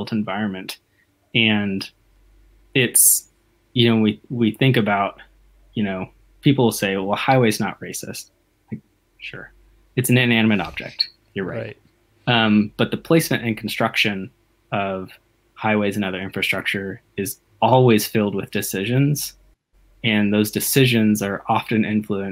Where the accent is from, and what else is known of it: Dallas, Texas, United States; born or raised there